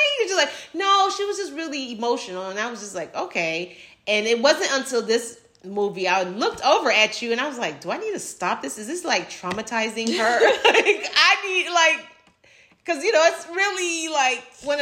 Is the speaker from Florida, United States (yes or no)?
yes; Miami, Florida, United States; growing up in Miami